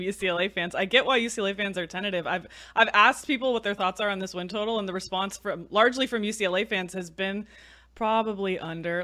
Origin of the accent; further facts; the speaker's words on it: California, United States; I was born and raised in California